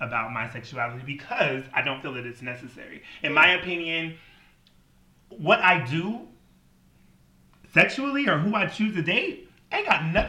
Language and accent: English; Washington, United States; also born or lived in Wisconsin